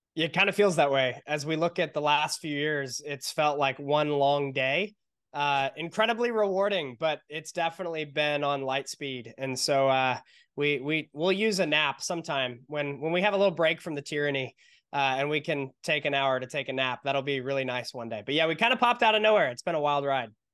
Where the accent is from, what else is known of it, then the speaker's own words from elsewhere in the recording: San Diego, California, United States; we're from San Diego, California